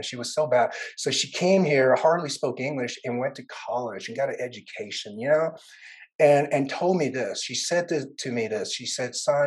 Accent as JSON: {"language": "English", "town": "Fayetteville", "region": "North Carolina", "country": "United States", "tie": "born or raised there", "also_born_or_lived": "Vietnam", "first_language": "Vietnamese", "second_language": "English", "said": "I ended up in Fayetteville, North Carolina, which is like the home of special forces, like special ops"}